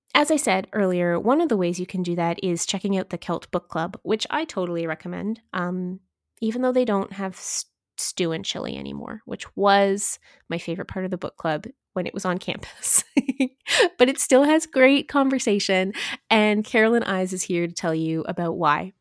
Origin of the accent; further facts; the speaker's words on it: Eastern Ontario, Canada; now in Kamloops, Canada; I'm from Eastern Ontario, and I am no stranger to snow